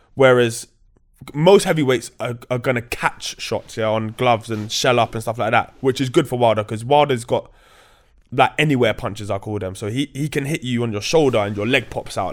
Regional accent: London, United Kingdom; growing up in Grove, you're cool with the, with the travelers

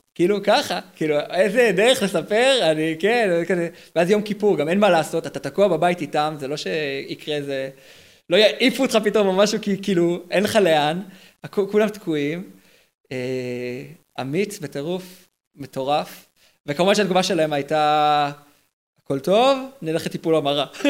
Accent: Herzliya, Tel Aviv District, Israel; אני מהרצליה

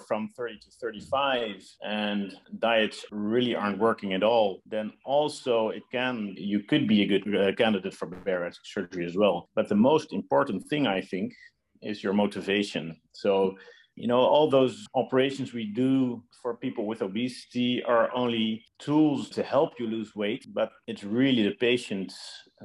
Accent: Netherlands; moved away as an adult; also born or lived in Los Angeles, United States; now in Belgium; I'm originally from the Netherlands, where I was trained as well

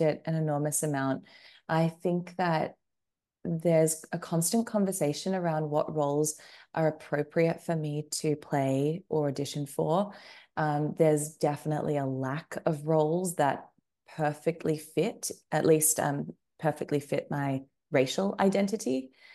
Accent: Australia; moved away as an adult; also born or lived in United Kingdom / United States; I grew up in Australia, and then I, well, as you kind of mentioned in the introduction, I ended up living in um, a number of different places as an adult, and I am now back um, in Australia

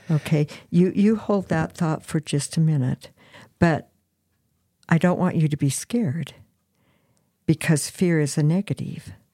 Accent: Farmington, New Mexico, United States; I was actually born in Farmington, New Mexico, the little old San Juan hospital

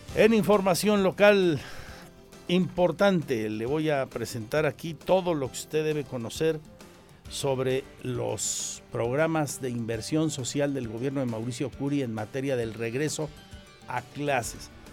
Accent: Querétaro, Mexico; Somos de Querétaro

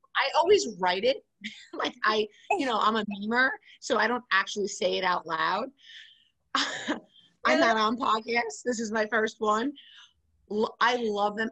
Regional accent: New York City, New York, United States; I'm from New York City, I live in Queens

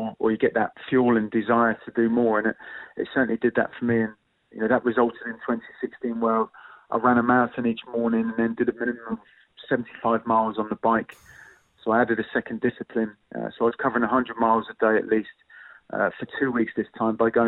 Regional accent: Southampton, South East England, United Kingdom; representing my hometown club

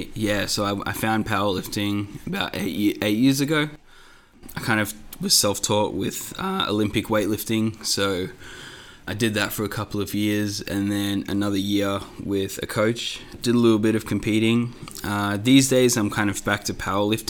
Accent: Melbourne, Victoria, Australia; my parents were migrated from India like 30 years ago, so I was born here in Melbourne

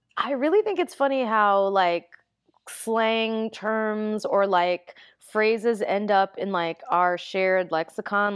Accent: New York City, New York, United States; also born or lived in Okinawa, Japan; I grew up in the Bronx

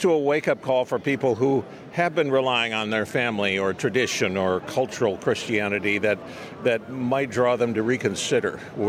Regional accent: Minnesota, United States; I'm from Minnesota.

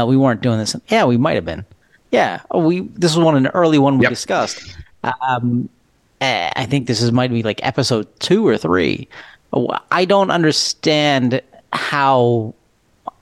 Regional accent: Northeast, United States; I grew up in the Northeast

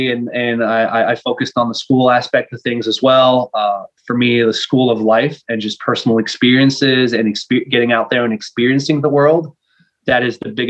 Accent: Montreal, Quebec, Canada; first language fr; English is a second language; Uh, French is my first language. Uh, the thing with Montreal, uh, Montreal is actually an island

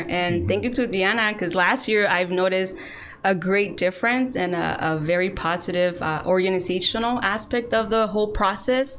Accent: Richmond, California, United States; also born or lived in Mexico; I was born in Mexico, but I immigrated here to Richmond when I was a little girl. And I went to all of the public schools here in Richmond

